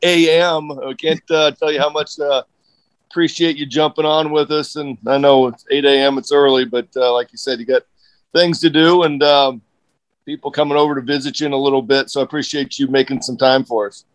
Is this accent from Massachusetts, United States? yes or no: no; Omaha, Nebraska, United States; I grew up in Omaha